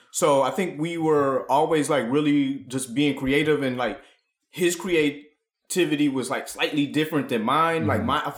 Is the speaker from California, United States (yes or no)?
no; Ann Arbor, Michigan, United States; we were growing up in Ann Arbor, Michigan, which is like a college town, which is like right outside of like the gravitational pull of Detroit.